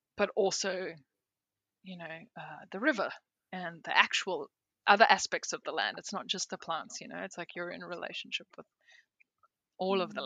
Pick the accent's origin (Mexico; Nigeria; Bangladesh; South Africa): South Africa; also born or lived in Peru; now in Australia; I'm South African. I went and did an apprenticeship in Peru, then I moved to Australia